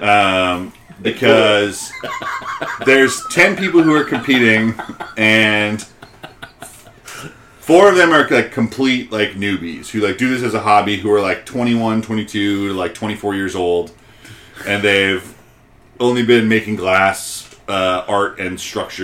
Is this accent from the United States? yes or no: yes; Peachtree City, Georgia, United States; my hometown